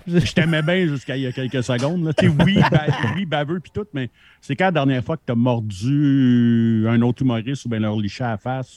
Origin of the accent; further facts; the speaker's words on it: Montreal, Quebec, Canada; je suis né à Montréal